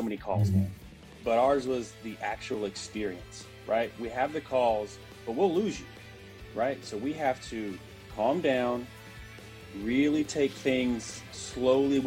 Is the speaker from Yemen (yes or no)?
no; Shreveport, Louisiana, United States; moved away as an adult; now in San Antonio, United States; born and raised in Shreveport, Louisiana, so North Louisiana. I was there pretty much my entire life up until I was 20 years old.